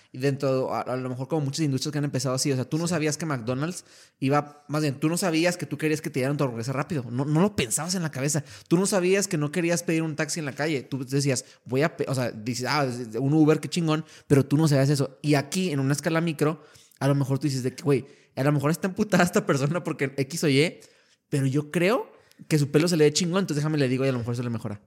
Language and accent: Spanish; Torreón, Coahuila, Mexico; moved away as an adult; now in El Paso, United States; yo desde niño, pues te contaba, soy, de Torreón, Coahuila